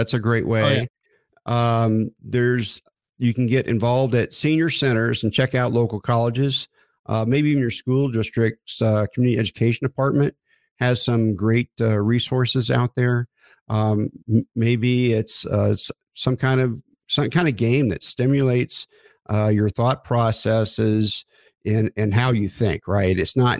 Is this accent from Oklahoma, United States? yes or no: yes; Oklahoma, United States; I grew up in Oklahoma, with, you know, middle income family and things I felt like we couldn't do.